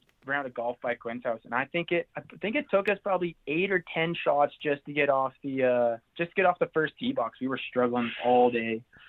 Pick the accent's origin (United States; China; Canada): Canada; Alberta; growing up in Alberta, we always had some pretty cool hills right near close to us.